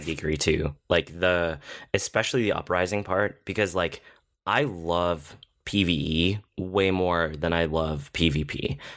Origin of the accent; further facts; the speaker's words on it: United States; I'm American